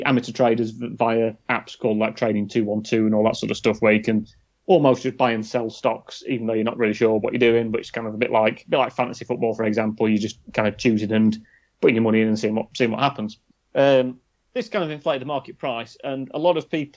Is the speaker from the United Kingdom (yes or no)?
yes; Sheffield, Yorkshire and the Humber, United Kingdom; we're from Sheffield